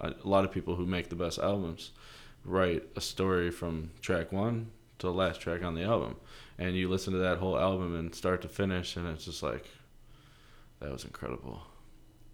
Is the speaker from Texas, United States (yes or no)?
no; Elk Grove Village, Illinois, United States; I grew up in Elk Grove Village, Illinois